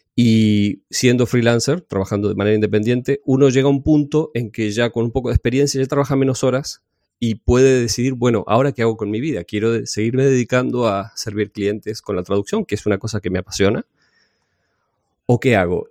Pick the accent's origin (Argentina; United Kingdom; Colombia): Argentina; also born or lived in Necochea, Buenos Aires Province; yo soy de Argentina. Vivo en una ciudad de la costa que se llama Necochea